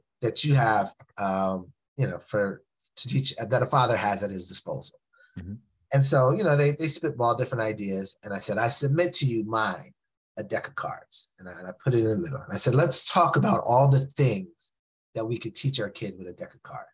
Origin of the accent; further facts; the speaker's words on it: West Coast, United States; I was from the West Coast